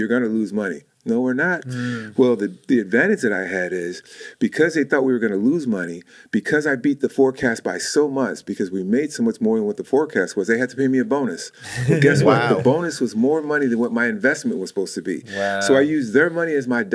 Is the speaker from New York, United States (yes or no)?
no; Chicago, Illinois, United States; moved away as an adult; now in Manteca, United States; I'm from Chicago